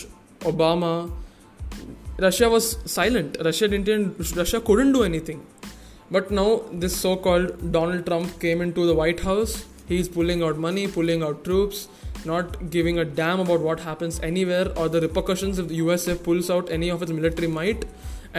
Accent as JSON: {"language": "English", "country": "India", "said": "Since I'm an Indian"}